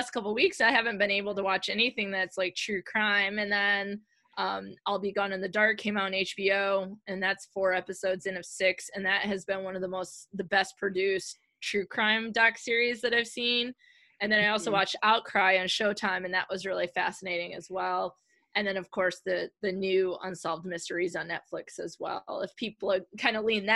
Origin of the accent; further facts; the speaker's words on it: Michigan, United States; I'm from Michigan